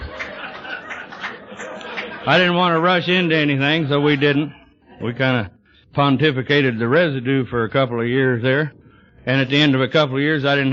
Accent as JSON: {"language": "English", "region": "Texas", "country": "United States", "tie": "born or raised there", "moved": "yes", "lives_now": "Yorba Linda, United States", "said": "I was born in Texas"}